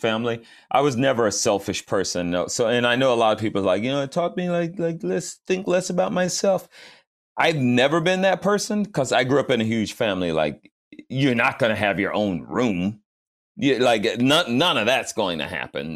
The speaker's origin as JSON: {"language": "English", "town": "Fayetteville", "region": "Georgia", "country": "United States", "tie": "born or raised there", "said": "I grew up in Fayetteville, Georgia"}